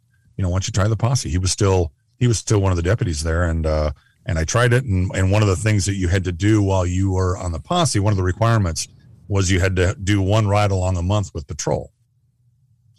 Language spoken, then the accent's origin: English; Southeast Minnesota, United States; also born or lived in Phoenix / Nebraska / Kansas; I grew up in Southeast Minnesota. I grew up in the county that I work in now.